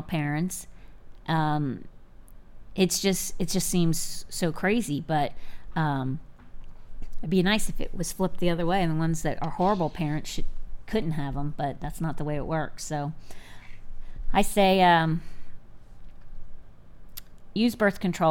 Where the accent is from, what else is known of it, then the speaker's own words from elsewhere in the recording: Sarasota, Florida, United States; moved away; also born or lived in Fort Myers, Florida / Polk County, Florida / Virginia / D.C. area; I was born in Sarasota, Florida. I grew up here until I was 10, but I lived in different places.